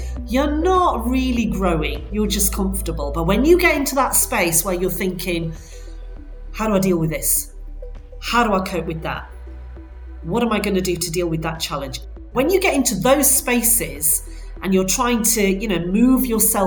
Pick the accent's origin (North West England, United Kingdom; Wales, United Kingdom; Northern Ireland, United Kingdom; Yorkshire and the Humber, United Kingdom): Yorkshire and the Humber, United Kingdom; Bradford; moved away; I'm actually originally from Bradford